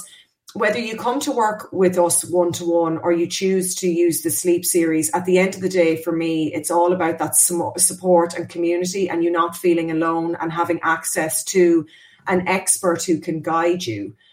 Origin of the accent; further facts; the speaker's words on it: Ireland; We were terrible as Irish people